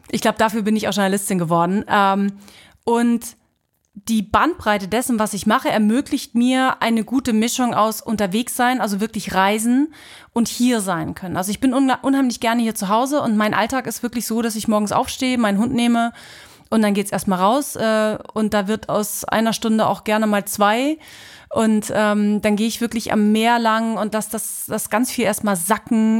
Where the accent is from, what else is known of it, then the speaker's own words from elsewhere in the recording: Halle, Saxony-Anhalt, Germany; moved away as an adult; also born or lived in Usedom / Hannover / Bremen; now in Kiel, Germany; Ich komme ja aus äh, Halle Leipziger Ecke, bin ja eigentlich Ossi